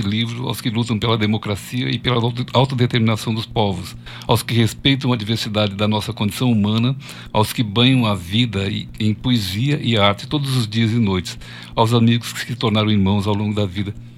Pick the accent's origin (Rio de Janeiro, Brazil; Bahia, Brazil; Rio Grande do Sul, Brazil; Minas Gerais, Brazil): Rio Grande do Sul, Brazil; Jaguarão; moved away; eu sou gaúcho, né, de nascimento